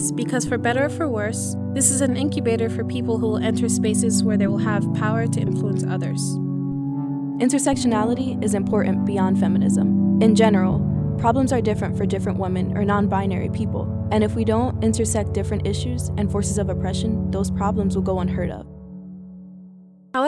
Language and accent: English; United States; I'm Togolese-American